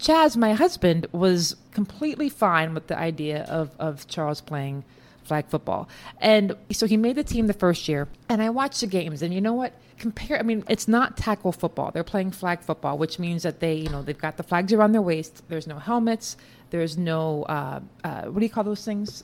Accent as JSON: {"language": "English", "region": "Texas", "country": "United States", "tie": "born or raised there", "moved": "yes", "lives_now": "New York City, United States", "said": "I grew up in Texas for the most part, and football was just part of the culture"}